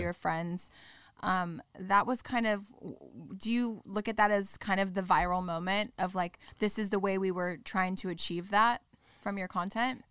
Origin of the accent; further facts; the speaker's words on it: Orange County, California, United States; I grew up in Orange County